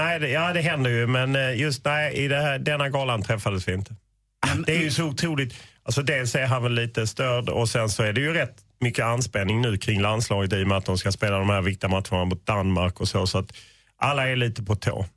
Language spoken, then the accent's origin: Swedish; Sweden; vi är ju svenskar